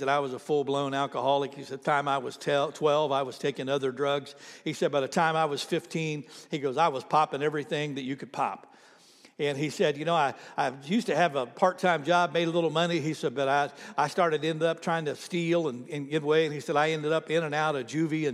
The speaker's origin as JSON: {"language": "English", "region": "Oklahoma", "country": "United States", "said": "I'm from Oklahoma"}